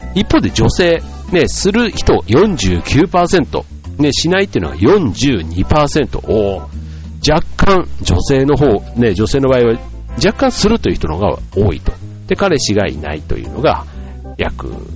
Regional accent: Osaka, Japan; moved away; 僕の実家の大阪

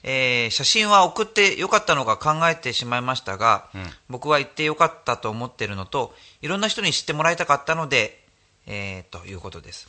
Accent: Kanazawa, Ishikawa, Japan; moved away; also born or lived in Tokyo; 高校が金沢の高校で、うん、で全県から集まってるクラスだったの

